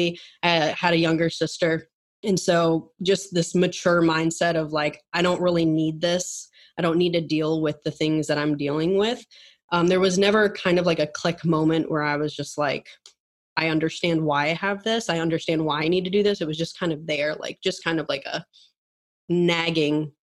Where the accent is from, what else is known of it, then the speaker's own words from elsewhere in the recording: Minneapolis, Minnesota, United States; moved away as an adult; now in Atlanta, United States; I grew up in Minnesota. I live now in Atlanta, but always grew up in, you know, was there for 18 years.